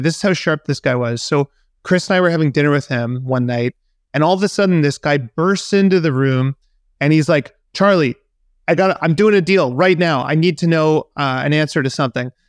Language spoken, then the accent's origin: English; Vancouver, British Columbia, Canada; moved away; in my hometown